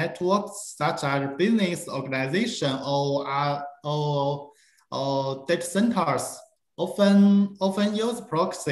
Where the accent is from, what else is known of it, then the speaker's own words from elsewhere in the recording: China; also born or lived in Beijing, China; I'm from China